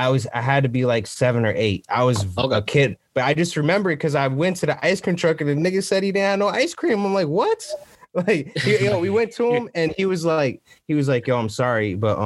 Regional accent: Norwalk, Connecticut, United States; When I was growing up, I grew up on Leonard Street. It's like down the street from like the Carvers, pretty much what we call Uptown Norwalk, right?

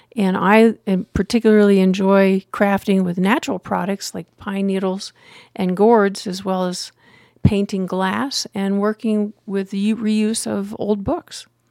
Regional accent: Pennsylvania, United States; moved away as an adult; also born or lived in Denver, Colorado / Gillette, Wyoming / Meeker, Colorado; now in Wet Mountain Valley, Colorado, United States; I grew up in Pennsylvania

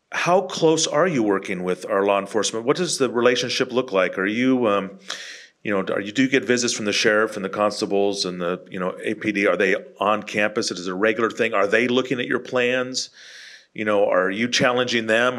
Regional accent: Bay Area, California, United States; now in Texas, United States; I lived in California in the Bay Area

